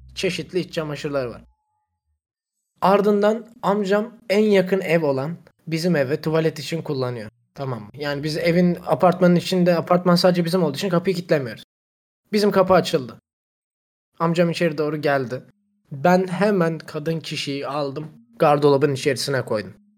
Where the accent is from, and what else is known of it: Zonguldak, Turkey